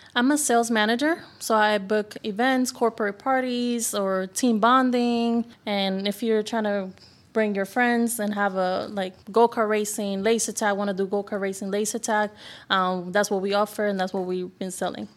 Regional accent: Puerto Rico; moved away

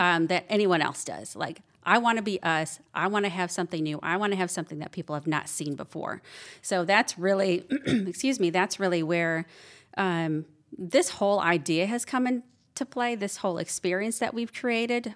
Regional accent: Wisconsin, United States; moved away as an adult; now in Georgia, United States; I grew up in Wisconsin. Um, I've been down here in Georgia for almost five years now

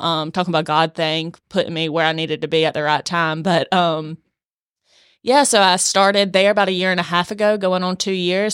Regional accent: Swainsboro, Georgia, United States; I'm from South Georgia, uh, born and raised in Swainsboro

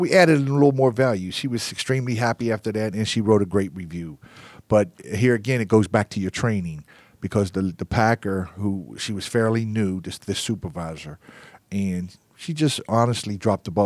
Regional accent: Pittsburgh, Pennsylvania, United States; now in Atlanta, United States; I'm from Pittsburgh

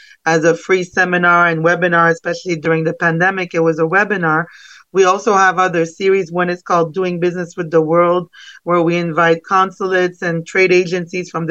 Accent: Canada; moved away as an adult; now in South Florida, United States; I'm originally from Canada and I studied marketing and international business. And I moved here to South Florida 15 years ago

